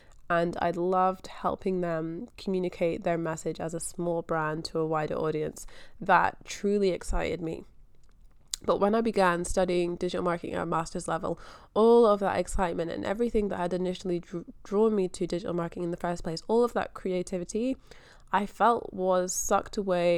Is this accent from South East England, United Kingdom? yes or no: no; Scotland, United Kingdom; now in Australia; So yeah, I am from Scotland. I grew up in Scotland. I've only ever been to school in Scotland.